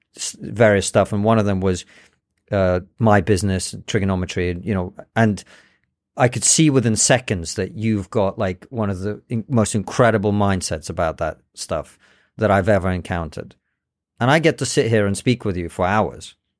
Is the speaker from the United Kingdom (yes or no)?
yes; England, United Kingdom; also born or lived in Soviet Union; I was born in the Soviet Union. I speak Russian and English. I understand both cultures. I can articulate myself pretty well. I grew up in Britain